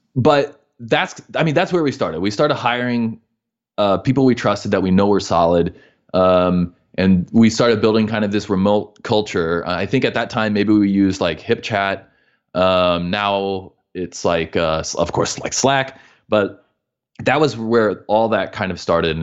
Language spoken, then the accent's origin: English; Midwest, United States; moved away as an adult; also born or lived in Missouri / Illinois; we're from the Midwest